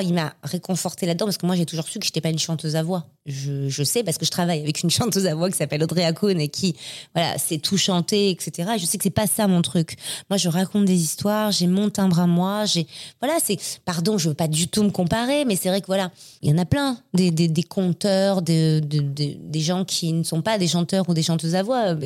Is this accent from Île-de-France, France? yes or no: no; Marseille, Provence-Alpes-Côte d'Azur, France; moved away as an adult; now in Paris, France; Je suis née à Marseille. Euh, et J'ai grandi à Marseille. Je suis arrivée à Paris à 19 ans.